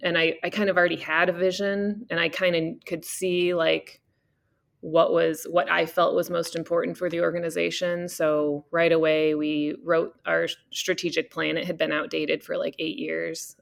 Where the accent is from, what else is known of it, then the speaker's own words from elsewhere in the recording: Cedar Falls, Iowa, United States; moved away as an adult; also born or lived in Colorado; now in California, United States; I grew up in, uh, in Cedar Falls, Iowa